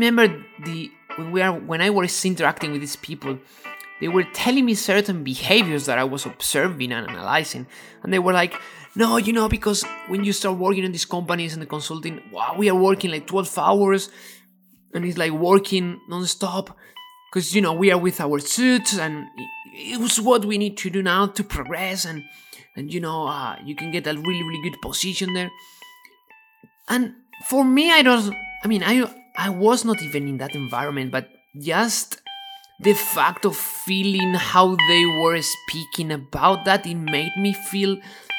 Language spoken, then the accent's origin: English; Ávila, Castile and León, Spain; English is a second language; moved away; And I am from a little town called Avila, and that is next to Madrid.